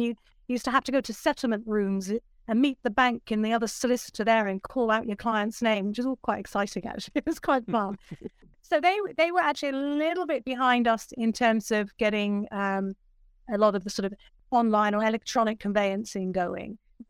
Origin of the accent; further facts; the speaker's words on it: Bristol, South West England, United Kingdom; also born or lived in Australia; now in London, United Kingdom; So I was actually in Australia. I am originally from Bristol, and I thought it was time to return back home. So I actually ended up in London, and there I worked.